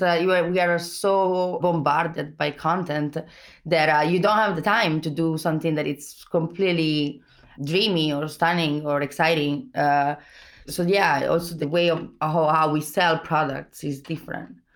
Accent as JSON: {"language": "English", "country": "Italy", "accent": "Italian", "second_language": "English", "moved": "yes", "said": "I'm Italian"}